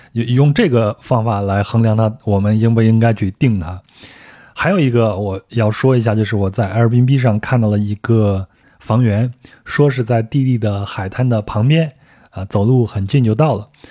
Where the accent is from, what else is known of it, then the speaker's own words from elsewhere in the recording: China; 我说从中国过来